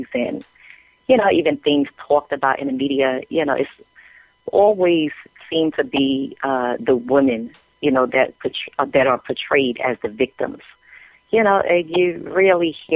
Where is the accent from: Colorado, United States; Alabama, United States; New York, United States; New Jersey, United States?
New York, United States; New York City; I'm originally from Brooklyn, New York, and, grew up in projects in Brooklyn